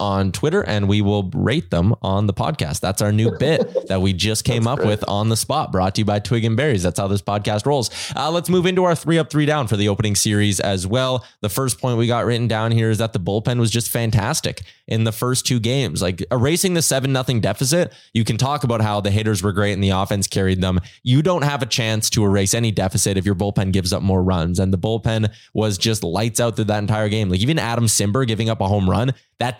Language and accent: English; Canada; the Canadian Jays fan in me